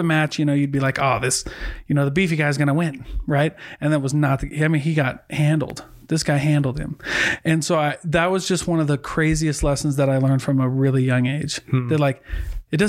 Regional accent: Iowa, United States; I'm from Iowa

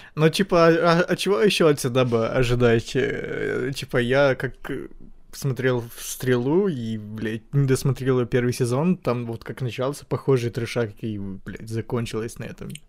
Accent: Ukraine; я украинец

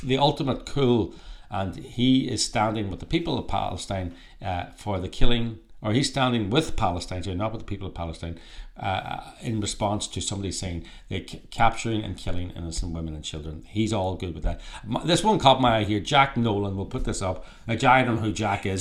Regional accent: Ireland; now in California, United States; Irish people, we're Irish, uh, we're actually in Ireland at the moment, um, even though we're based in California

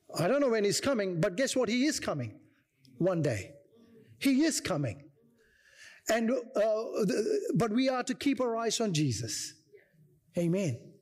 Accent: India; moved away; I come from India

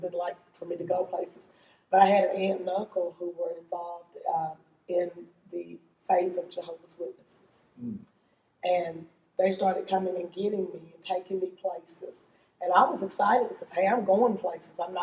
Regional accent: Simpsonville, Kentucky, United States; But living in rural Shelby County, I grew up in Simpsonville, right where the mall is

